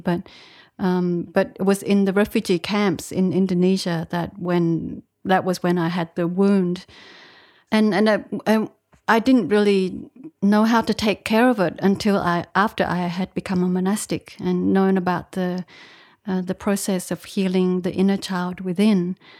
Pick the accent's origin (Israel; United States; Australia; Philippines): Australia; moved away as an adult; also born or lived in Vietnam; I was born in Vietnam, but I. Uh, I went to Australia when I was uh, eight, and I grew up in Australia, studied there, and had a bit of a career in Australia